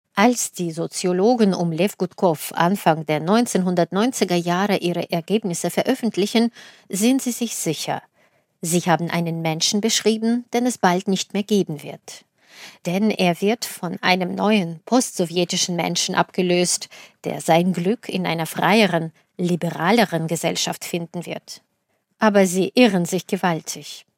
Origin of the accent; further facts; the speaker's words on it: Russia; moved away; also born or lived in Soviet Union; meine Heimat